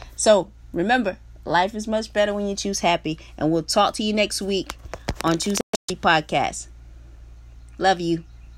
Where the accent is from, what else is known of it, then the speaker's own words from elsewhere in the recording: South Carolina, United States; moved away; I'm originally from South Carolina.